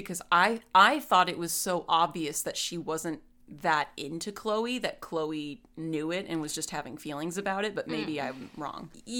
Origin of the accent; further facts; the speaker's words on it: New Zealand; Only because they speak Maori and I'm from New Zealand, so it feels nice.